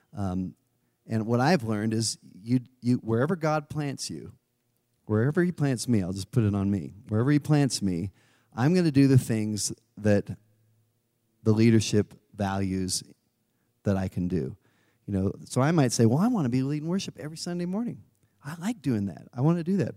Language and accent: English; California, United States; moved away; I'm originally from California